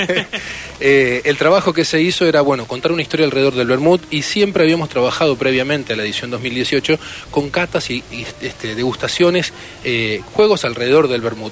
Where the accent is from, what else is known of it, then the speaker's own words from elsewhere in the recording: Argentina; siendo argentinos